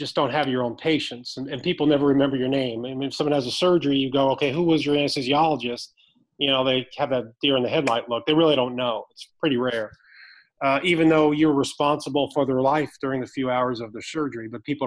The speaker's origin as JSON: {"language": "English", "town": "Maplewood", "region": "New Jersey", "country": "United States", "tie": "born or raised there", "also_born_or_lived": "Pennsylvania / Boston", "moved": "as an adult", "lives_now": "Dallas, United States", "said": "I grew up in New Jersey, in northern Jersey, a little bit outside of Newark in a small town, Maplewood"}